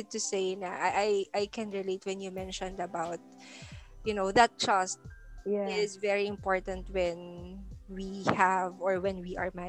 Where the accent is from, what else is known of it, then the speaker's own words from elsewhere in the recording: Ilocos Region, Philippines; I grew up in Ilocos although you know, I wasn't born there